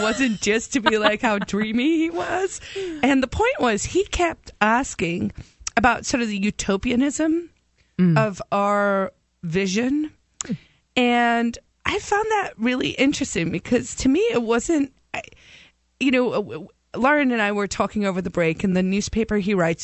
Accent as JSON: {"language": "English", "country": "South Africa", "tie": "born or raised there", "moved": "yes", "lives_now": "New Hampshire, United States", "said": "when I moved here from South Africa, I was terrified of the police in South Africa because we grew up in a police state"}